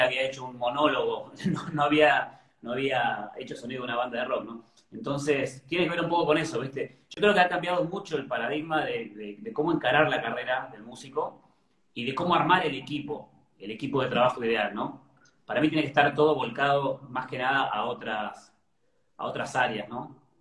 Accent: Cipolletti, Río Negro, Argentina; also born or lived in Buenos Aires; now in Ezeiza, Argentina; yo soy del sur, soy de Río Negro, de Chipoleti

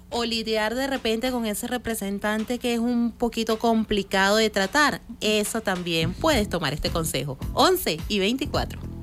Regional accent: Venezuela; somos venezolanos

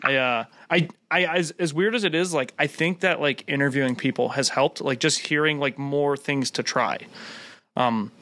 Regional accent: Cleveland, Ohio, United States; moved away as an adult; now in Oklahoma, United States; I'm from Cleveland, so it's like first 24 years of my life

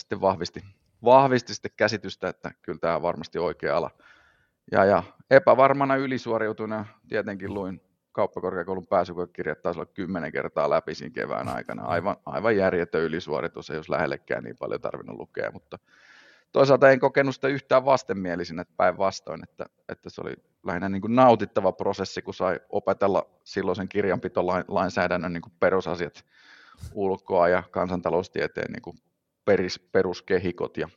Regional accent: Jyväskylä, Central Finland, Finland; born there; syntynyt, syntynyt Jyväskylässä.

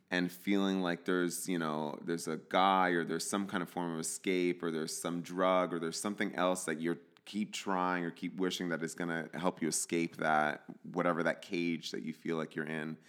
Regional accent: New Jersey, United States; I grew up in New Jersey in a, in a Latino household. My parents are from El Salvador

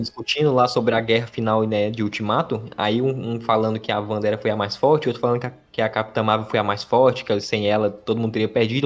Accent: Ceará, Brazil; accent: nordestino; sou do Ceará

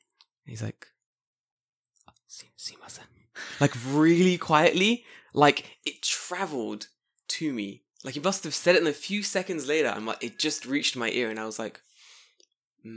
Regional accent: London, United Kingdom; now in Japan; I'm from London.

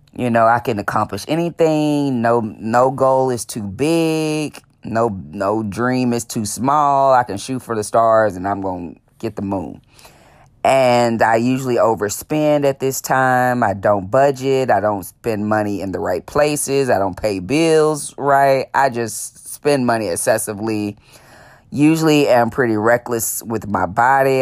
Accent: Dallas, Texas, United States; born and raised in Dallas, Texas

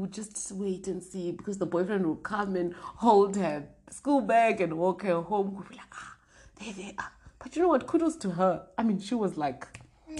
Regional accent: Polokwane, Limpopo, South Africa; also born or lived in Tzaneen; I grew up in Limpopo, which is the north part of South Africa

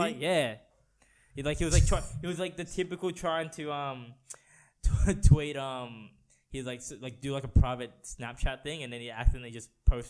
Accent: Philippines; perhaps I could make the Winter Olympics because I'm like Filipino.

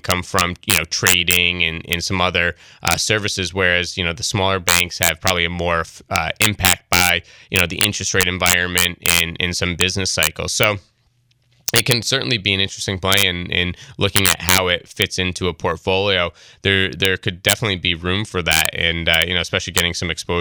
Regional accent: Troy, New York, United States; growing up in Troy and being familiar with it

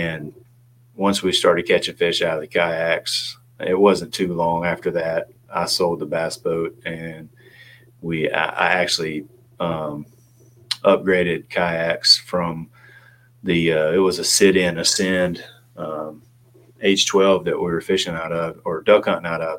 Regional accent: Clarksville, Tennessee, United States; moved away as an adult; also born or lived in Memphis / Louisville / Kansas City / Richmond; now in Raleigh, United States; in Clarksville. And grew up there, went to school at Tennessee Tech University

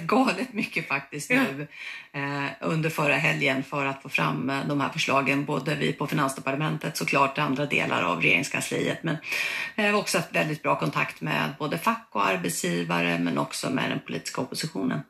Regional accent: Uppsala, Uppsala County, Sweden; jag kommer från Uppsala

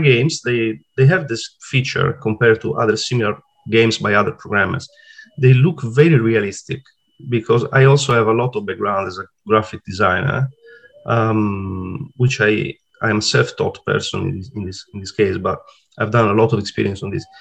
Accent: Sardinia, Italy; accent: Italian; English is a second language; moved away as an adult; now in Sydney, Australia; I am Italian, as you can tell by, from my accent. Uh, so I was born in Italy and then I moved to, to Australia in uh, 2014. Uh, I was 40 at the time. I'm 47 now, and I still live in Sydney. I come from a beautiful place called Sardinia.

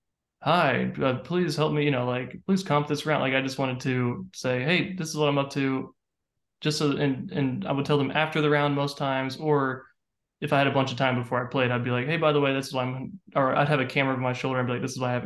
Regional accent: Central Florida, United States; now in Nashville, United States; I'm from Central Florida originally

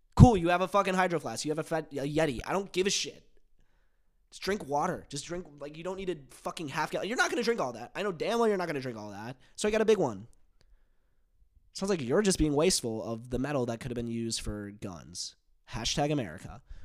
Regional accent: United States; accent: American; my American accent

